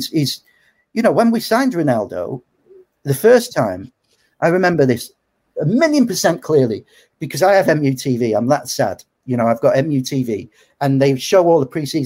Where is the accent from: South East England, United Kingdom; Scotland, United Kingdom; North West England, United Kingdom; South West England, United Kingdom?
North West England, United Kingdom; Macclesfield; I'm from Macclesfield